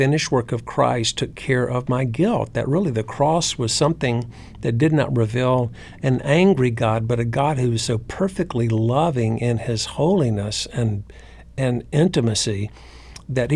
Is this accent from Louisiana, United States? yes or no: no; North Carolina, United States; Church I grew up in North Carolina was neither conservative or liberal. It was just Southern